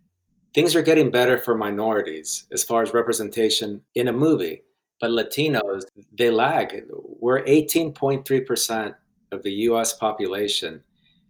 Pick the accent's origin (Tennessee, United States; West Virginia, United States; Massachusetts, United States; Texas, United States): West Virginia, United States; first language Spanish; English is a second language; moved away as an adult; also born or lived in Guatemala / Omaha / Chicago; now in Los Angeles, United States; growing up in West Virginia, I felt that I wasn't gringo